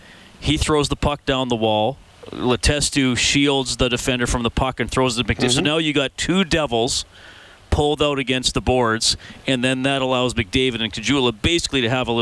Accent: Evansburg, Alberta, Canada; I'm from Evansburg, and Twistle's across the river.

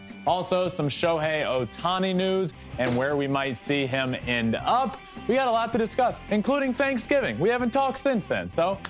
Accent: Virginia, United States; now in Los Angeles, United States

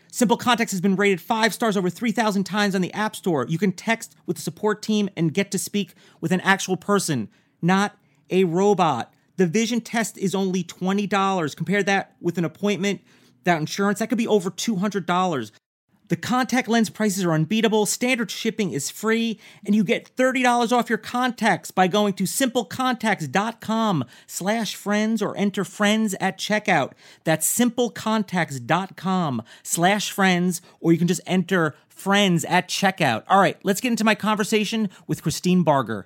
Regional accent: New York, United States; also born or lived in New Jersey; was born in Jersey, I grew up in New York.

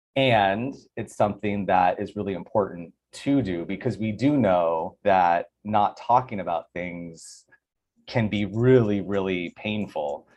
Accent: Tucson, Arizona, United States; now in Los Angeles, United States; I'm from Tucson

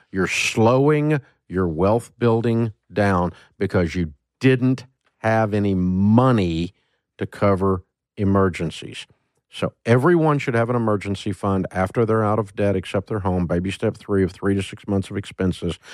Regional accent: Antioch, Tennessee, United States; I'm from Antioch, Tennessee

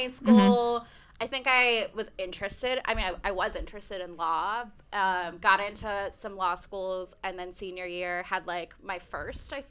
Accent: Tampa, Florida, United States; also born or lived in Winter Park, Florida / Denver; now in New York, United States; I was born in Tampa, Florida, so I actually grew up going to spring training games

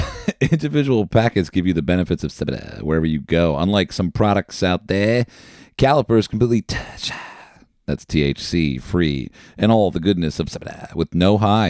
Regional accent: New Jersey, United States; I'm from New Jersey. Hello.

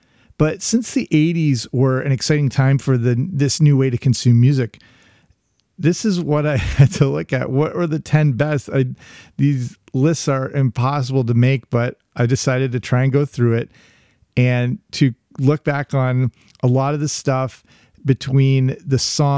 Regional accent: England, United Kingdom; also born or lived in Canada; I grew up in England, between Canada and England. So as many of my childhood memories are based in England as they are in North America.

